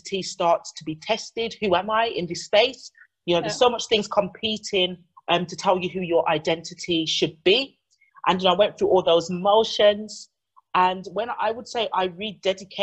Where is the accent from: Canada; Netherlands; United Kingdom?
United Kingdom; also born or lived in Jamaica (ancestry) / Chicago, United States; My parents were born here and I'm a third generation descendant from that beautiful island. So that's what I identify as. I'm British Caribbean.